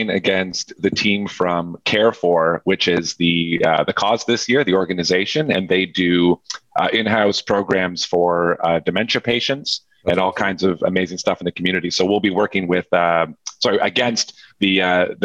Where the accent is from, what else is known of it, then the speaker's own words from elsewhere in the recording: Hamilton, Ontario, Canada; now in Ottawa, Canada; I'm from Hamilton, and they used to shoot. They used to record the Red Green Show in my hometown